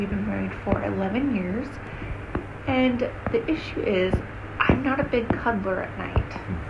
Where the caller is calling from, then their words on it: Oregon, United States; I'm calling you from Oregon.